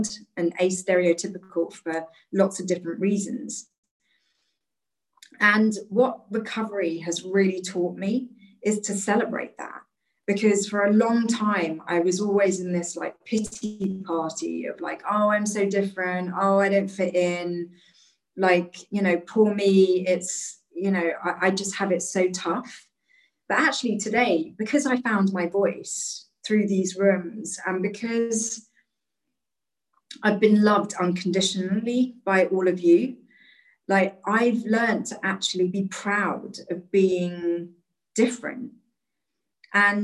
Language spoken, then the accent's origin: English; London, United Kingdom; I was born in London, raised in London.